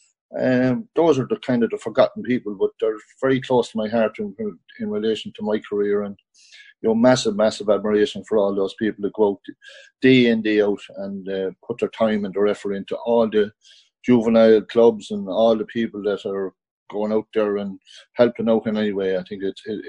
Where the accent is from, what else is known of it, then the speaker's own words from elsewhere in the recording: County Kildare, Ireland; moved away as an adult; also born or lived in New York / West Cork; I grew up in Kildare, played with the club Eadstown